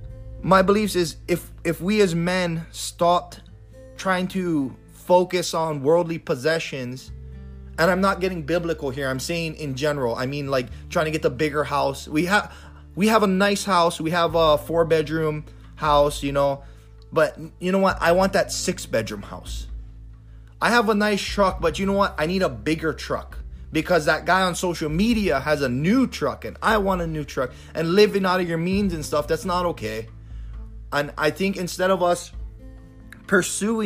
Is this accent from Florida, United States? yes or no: no; Big Island, Hawaii, United States; when I was growing up in Hawaii